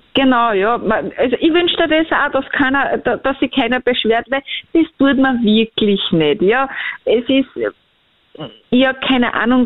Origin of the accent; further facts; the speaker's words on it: Bosnia & Herzegovina; moved away; ich komme ja ursprünglich aus Bosnien